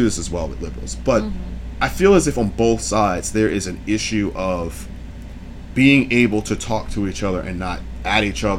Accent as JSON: {"language": "English", "region": "the South", "country": "United States", "tie": "born or raised there", "said": "I was born in the South"}